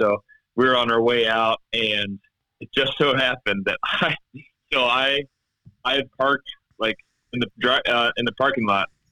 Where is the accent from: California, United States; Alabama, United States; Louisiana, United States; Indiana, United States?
Indiana, United States; Indianapolis; I'm from Indianapolis